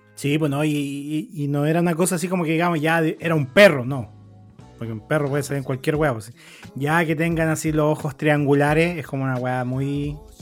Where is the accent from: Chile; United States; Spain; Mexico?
Chile; harta gente me reconoció como chileno